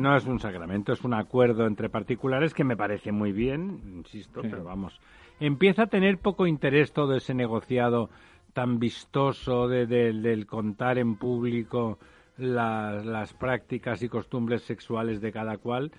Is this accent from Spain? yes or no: yes; Catalonia, Spain; como decimos por allí mi tierra